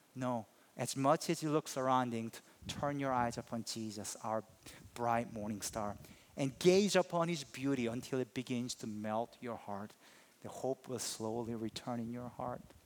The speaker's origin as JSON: {"language": "English", "country": "South Korea", "moved": "yes", "said": "I'm from Korea"}